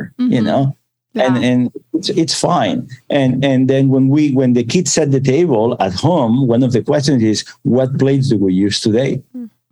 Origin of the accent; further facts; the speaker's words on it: Barcelona, Catalonia, Spain; now in United States; I was born in Barcelona